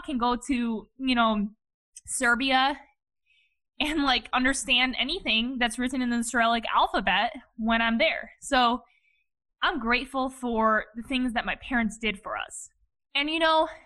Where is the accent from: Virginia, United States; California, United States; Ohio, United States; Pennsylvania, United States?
Ohio, United States; Cleveland; Born and raised in Cleveland, Ohio by my parents, who are both Eastern European immigrants